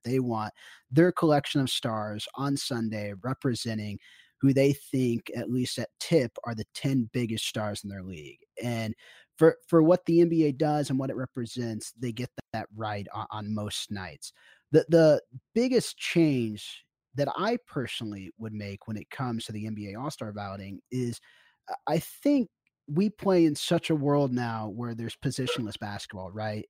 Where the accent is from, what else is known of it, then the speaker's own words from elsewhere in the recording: Kansas City, United States; I'm from Kansas City. I grew up in that area